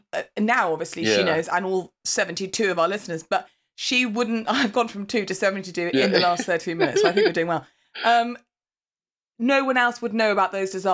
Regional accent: England, United Kingdom; because we're English

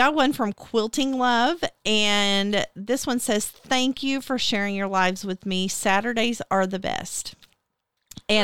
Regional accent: Fort Smith, Arkansas, United States; from Fort Smith.

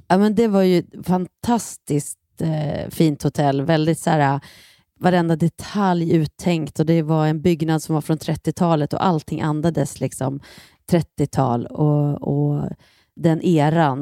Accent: Bollnäs, Gävleborg County, Sweden; moved away; sen åkte vi till min hemstad Bollnäs

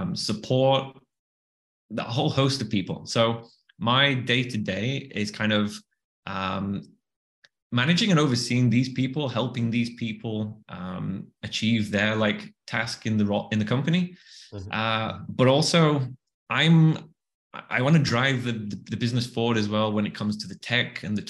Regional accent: the north of England, United Kingdom; accent: Northern; moved away; also born or lived in Bali; another Northern accent

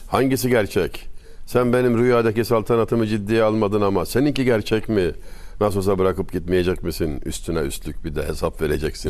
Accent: Denizli, Turkey; Denizliliyim ben.

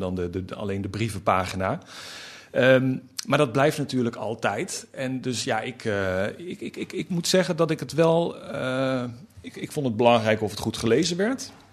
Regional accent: North Limburg, Netherlands; moved away; Dat las ik al in de bibliotheek eh, in, in Noord-Limburg, waar ik vandaan kom.

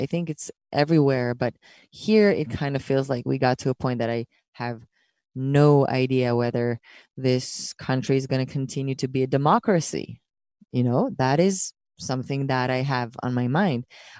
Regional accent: Israel; English is a second language; people are going to continue to ask me about Israel, no matter how much I hide, no matter how much my accent becomes, unnoticeable, I'm going to get asked that question.

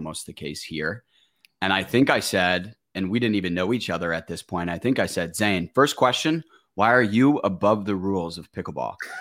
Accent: Michigan, United States; I come from Michigan

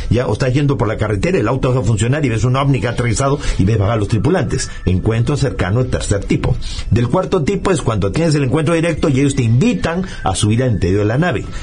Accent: Peru; O sea, yo estabas soy peruano, este, justamente nací el 12 de diciembre del año 55

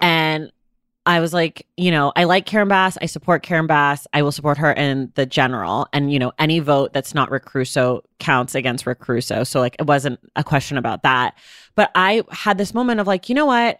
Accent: Oakland, California, United States; I am from Oakland, California.

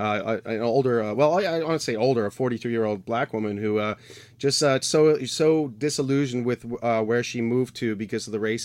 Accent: New York, United States; now in Pittsburgh, United States; I'm from New York

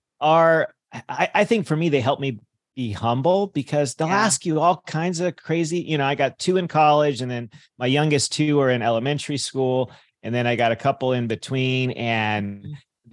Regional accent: California, United States; I grew up in California

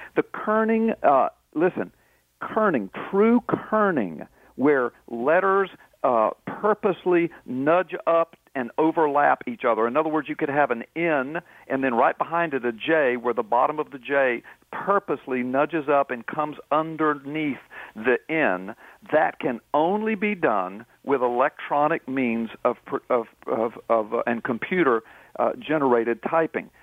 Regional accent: Florida, United States; I was born in Florida

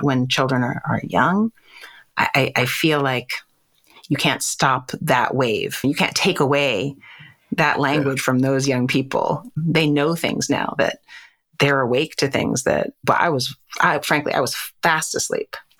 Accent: New York, United States; I was raised on the Upper West Side, Manhattan, New York, New York.

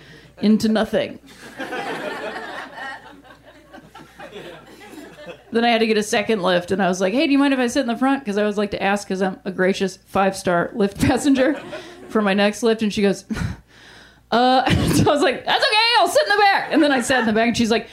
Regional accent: Ohio, United States; I'm from Ohio

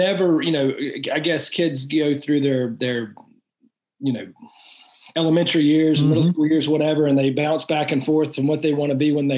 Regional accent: North Carolina, United States; I'm from North Carolina, and so I'm an out of state student paying out of state tuition

